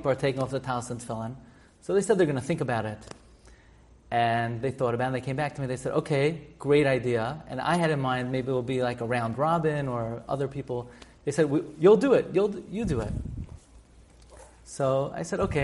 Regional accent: New York City, New York, United States; I grew up in Flatbush

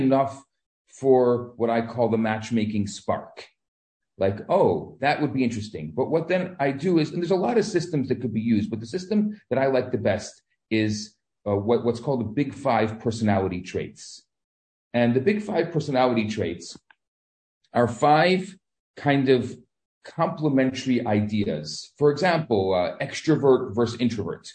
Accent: Chicago, Illinois, United States; moved away as an adult; now in Montreal, Canada; I came originally from Chicago

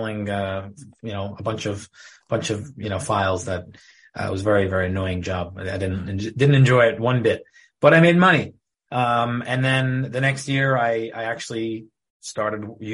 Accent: Deal, New Jersey, United States; I grew up in Deal, New Jersey. Lived here all my life.

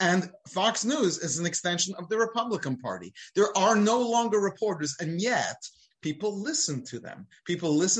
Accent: United Kingdom; now in United States; I'm British

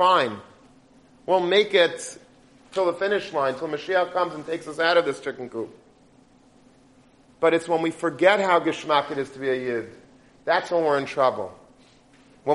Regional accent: United States; I'm an American.

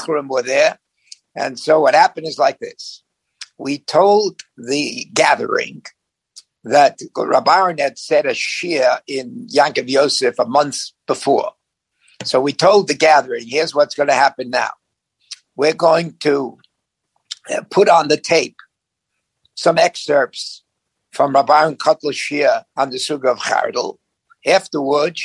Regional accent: New York, United States; moved away as an adult; also born or lived in Vancouver, Canada; now in Los Angeles, United States; I was born in the Lower East Side

